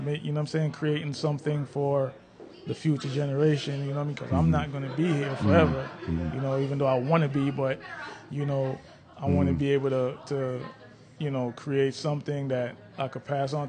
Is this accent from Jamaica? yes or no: yes; Jamaica; also born or lived in Brooklyn, New York; now in United States; Yeah, when I came from Jamaica, we lived in Brooklyn, and I've been all over the East Coast.